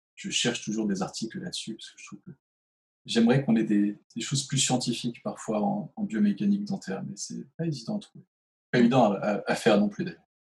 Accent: Chartres, Centre-Val de Loire, France; also born or lived in Switzerland; Je venais du 28, je venais de Chartres

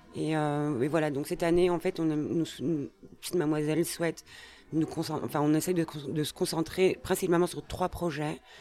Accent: Brussels, Brussels-Capital Region, Belgium; je suis née à Bruxelles

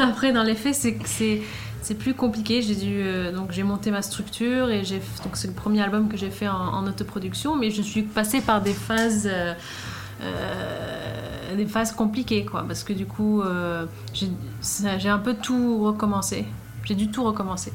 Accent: Sweden; moved away as an adult; now in Paris, France; quand j'ai quitté la Suède

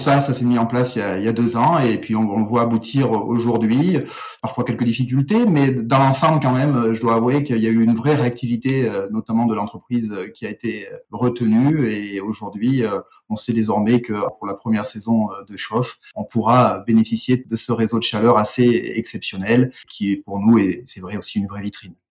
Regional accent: Auvergne-Rhône-Alpes, France; on est des Auvergnats

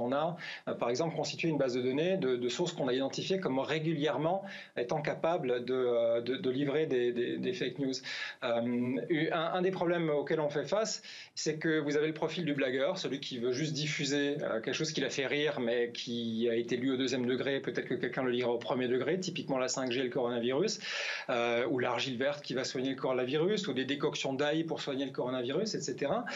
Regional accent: France; now in Finland; je suis français

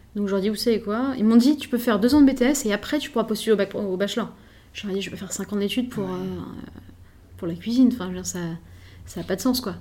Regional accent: Paris, Île-de-France, France; je suis parisienne

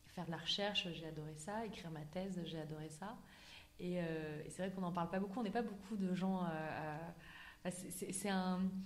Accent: Auvergne-Rhône-Alpes, France; moved away as an adult; also born or lived in United States; j'ai grandi en Auvergne

